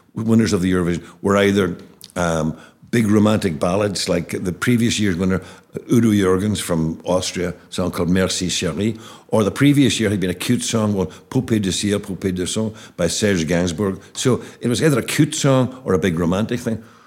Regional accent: Derry, Northern Ireland, United Kingdom; our terrace house in Abercorn Terrace

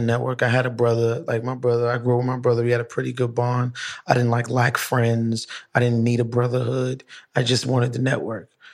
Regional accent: New York City, New York, United States; I'm from downtown Brooklyn

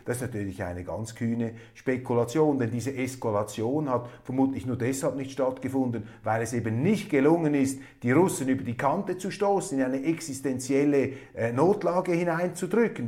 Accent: Switzerland; als Schweizer

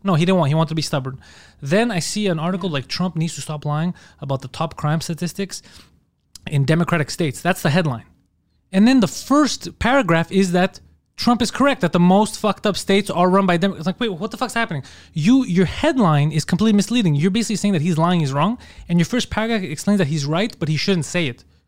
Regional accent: Montreal, Quebec, Canada; I'm from Park X.

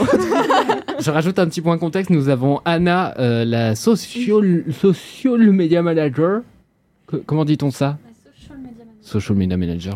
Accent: Normandy, France; je suis normand et j'utilise clencher comme un verbe.

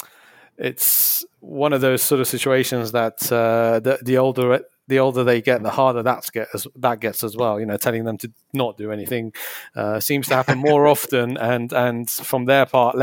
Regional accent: London, United Kingdom; moved away as an adult; now in Woking, United Kingdom; I grew up in London as my hometown, and I moved out around about 8 years ago to a place called Woking

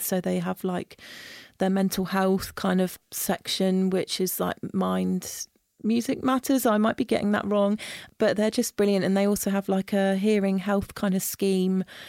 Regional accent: Isle of Wight, South East England, United Kingdom; moved away as an adult; now in London, United Kingdom; growing up on the Isle of Wight

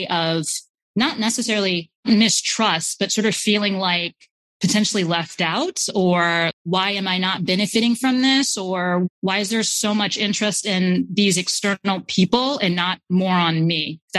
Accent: Ghana; also born or lived in United States; as a Ghanaian now being in Ghana

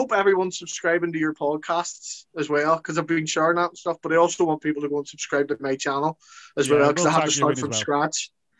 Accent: Northern Irish, Northern Ireland, United Kingdom; I'm Northern Irish.

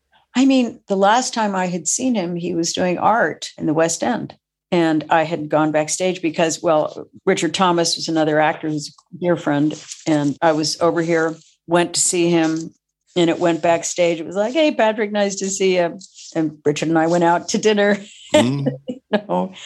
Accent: Tokyo, Japan; And I grew up in Tokyo. So family was a member of the Tokyo American Club, where I would go.

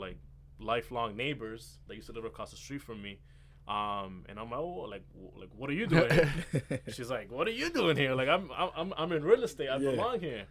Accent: Lawrence, United States; I'm a kid from Lawrence. You know, grew up playing basketball.

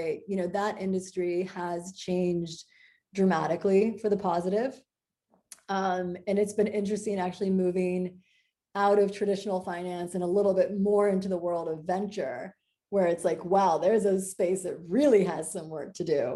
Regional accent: Iowa, United States; moved away; I'm a girl from Iowa

